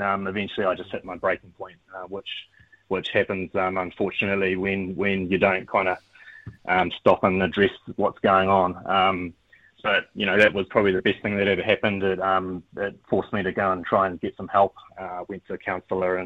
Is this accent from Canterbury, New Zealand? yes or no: yes; Christchurch, Canterbury, New Zealand; I grew up in Christchurch, Ōtautahi